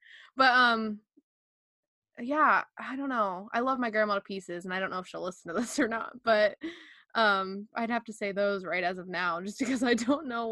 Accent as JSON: {"language": "English", "area": "Hancock County", "region": "Ohio", "country": "United States", "said": "even my hometown, we do a Halloween parade"}